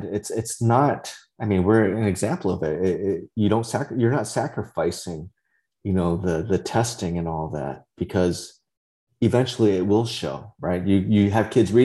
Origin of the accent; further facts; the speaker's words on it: Central Valley of California, United States; first language Vietnamese; English is a second language; I grew up in the Central Valley of California